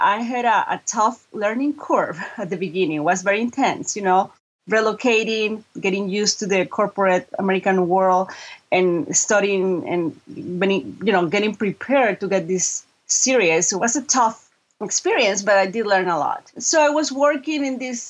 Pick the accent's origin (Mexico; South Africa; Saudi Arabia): Mexico; Monterrey, Nuevo León; first language Spanish; English is a second language; moved away as an adult; also born or lived in Florida; now in Chicago, United States; I was born and raised in Mexico